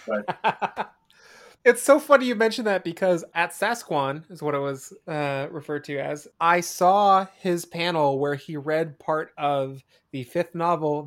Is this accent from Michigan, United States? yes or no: no; Spokane, Washington, United States; moved away; Spokane, mm. in my hometown